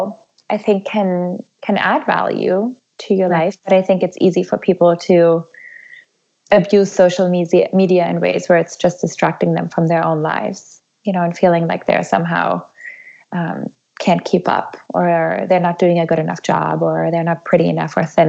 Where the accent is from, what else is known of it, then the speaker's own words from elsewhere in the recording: Germany; now in United States; I'm actually from Germany originally